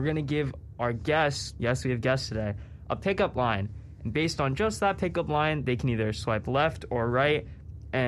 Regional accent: Rhode Island, United States; I'm 18, I think. I'm from Rhode Island.

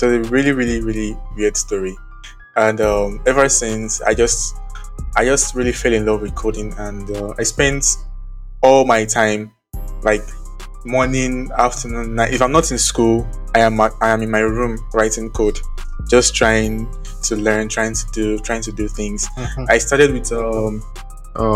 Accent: Cotonou, Littoral, Benin; also born or lived in Ogun State, Nigeria; my parents moved here when I was about 8 or 9 years old. So I've lived most of my life here in Cotonou

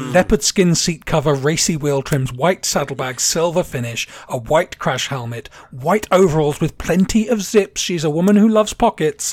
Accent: England, United Kingdom; moved away; I grew up in England in the like 70s, 80s.

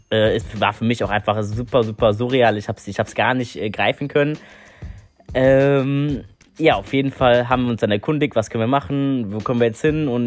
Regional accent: North Rhine-Westphalia, Germany; also ihr müsst wissen, ich bin aus NRW.

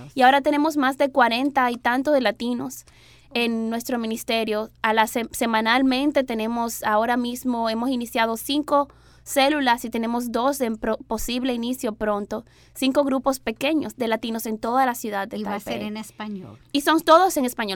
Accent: Dominican Republic; moved away; yo soy dominicana

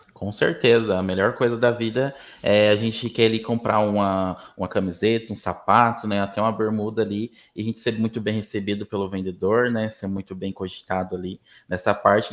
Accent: Mato Grosso do Sul, Brazil; moved away as an adult; now in Umuarama, Brazil; Mato Grosso do Sul, onde eu fui criado

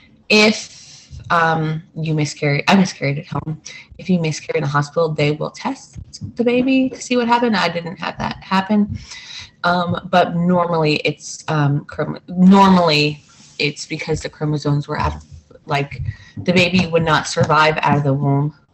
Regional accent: New Jersey, United States; Growing up in New Jersey

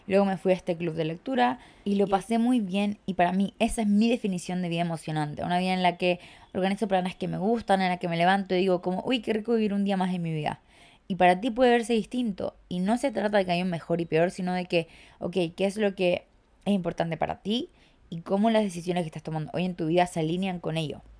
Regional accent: Chile; Sí, chiques, vuelvo a Chile, yo soy de Chile. Sé que no tengo acento, lo sé, me lo dicen todo el tiempo, que tengo un acento raro

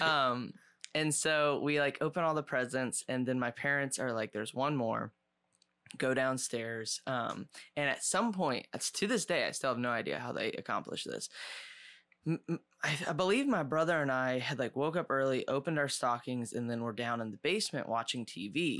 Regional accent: Ohio, United States; moved away; we grew up in Ohio, out in the country

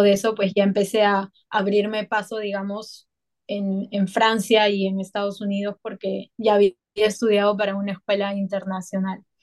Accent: Peru; also born or lived in Paris; now in Bali, Indonesia; soy peruana

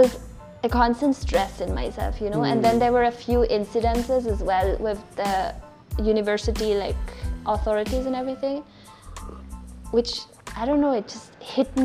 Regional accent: Austria; now in India; I'm from Austria

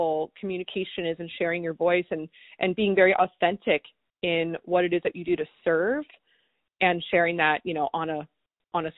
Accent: East Coast, United States; I grew up in the East Coast

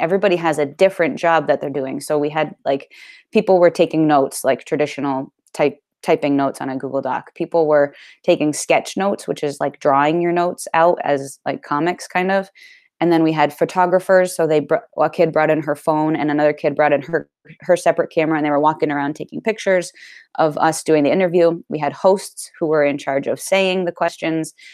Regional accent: Clarendon, Vermont, United States; I'm from Clarendon, Vermont.

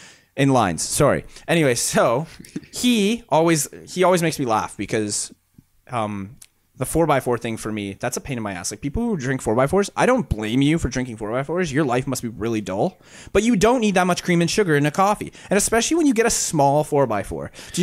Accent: India; I am not a Canadian. I am from India.

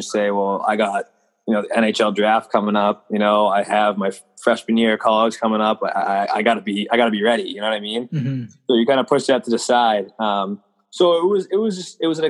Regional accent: Mansfield, Massachusetts, United States; I'm from Mansfield, Massachusetts

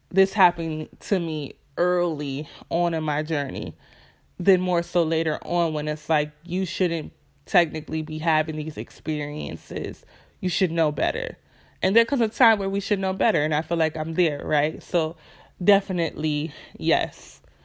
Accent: Rochester, New York, United States; moved away as an adult; was born and raised in Rochester, New York

